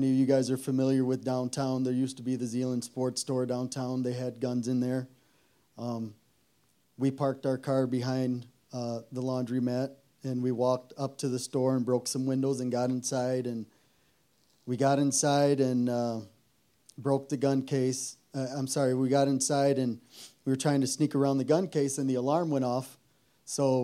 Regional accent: Zeeland, Michigan, United States; I grew up here in Zeeland, and we had a good home.

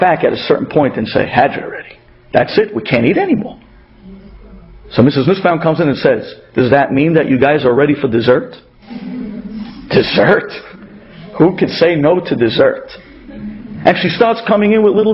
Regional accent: New York City, New York, United States; accent: Brooklyn; they made fun of me with my Brooklyn accent

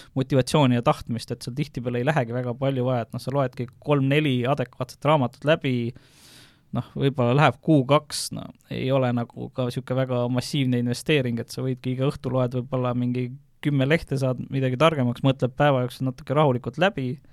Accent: Viljandi, Viljandi County, Estonia; Viljandi, kus ma olen pärit

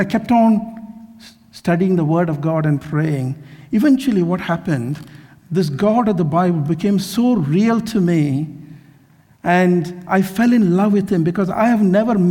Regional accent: Kerala, India; also born or lived in Mumbai / Mysore; I grew up in India, in Kerala. Well, I was in many places, in Mumbai, in Mysore, in Kerala, so many places.

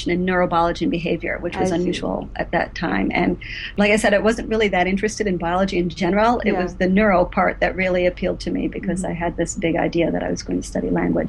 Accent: Henrietta, New York, United States; also born or lived in Rochester, New York; I was born in Rochester, New York. Actually, I grew up in the suburb, Henrietta

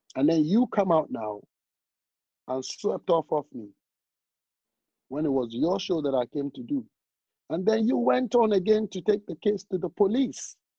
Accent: Ghana; I'm, I'm from Ghana

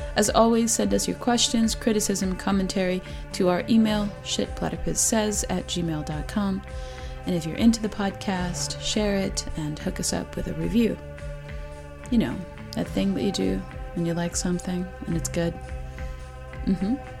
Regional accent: United States; as an outsider, as, you know, as an American

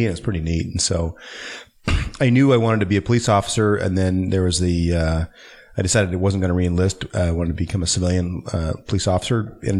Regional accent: Colorado, Nebraska, United States; also born or lived in Hood River, Oregon; now in Oregon, United States; I grew up in Colorado, Nebraska. I spent a lot of time on the family farm in Nebraska and helped there.

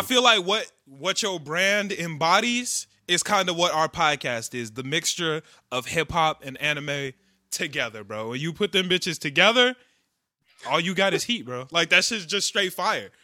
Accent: Chicago, Illinois, United States; we're from Chicago, we're from a big city

